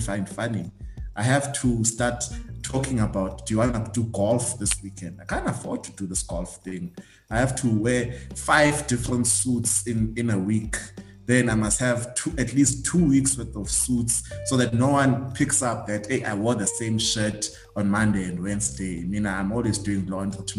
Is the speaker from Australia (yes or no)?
no; Eastern Cape, South Africa; moved away; I'm from Eastern Cape